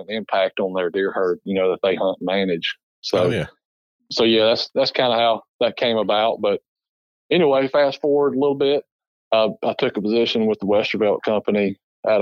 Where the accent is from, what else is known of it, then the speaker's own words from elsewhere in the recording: Alabama, United States; I grew up in Alabama